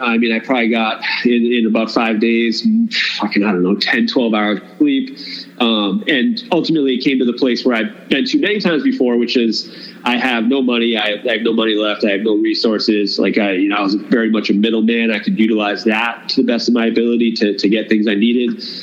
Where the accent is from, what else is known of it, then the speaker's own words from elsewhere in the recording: Cape Cod, Massachusetts, United States; moved away; we're both from the Cape